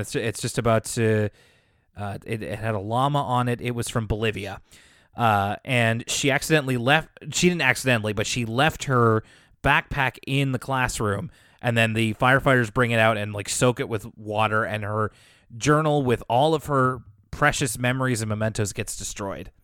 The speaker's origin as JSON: {"language": "English", "country": "Canada", "said": "being a Canadian"}